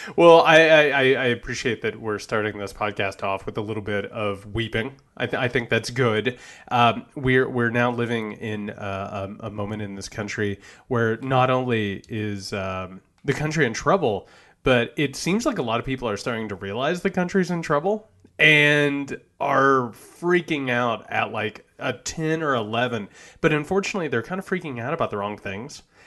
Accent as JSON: {"language": "English", "area": "Greene County", "region": "Indiana", "country": "United States", "said": "I'm from Greene County, Indiana."}